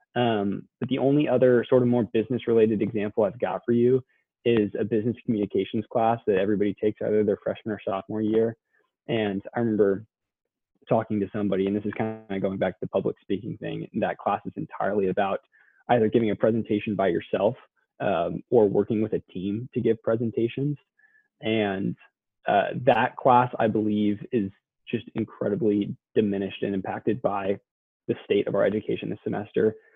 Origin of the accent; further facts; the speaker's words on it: Southlake, Texas, United States; also born or lived in Austin, Texas; I grew up in Southlake, Texas, which is a suburb of the Dallas Fort Worth area